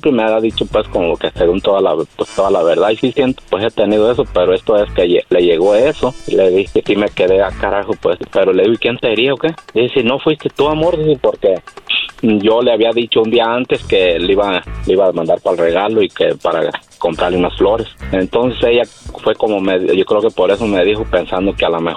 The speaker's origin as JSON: {"language": "Spanish", "town": "Zamora", "region": "Michoacán", "country": "Mexico", "said": "De Zamora."}